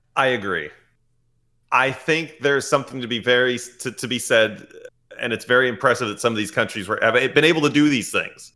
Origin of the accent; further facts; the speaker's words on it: United States; we're American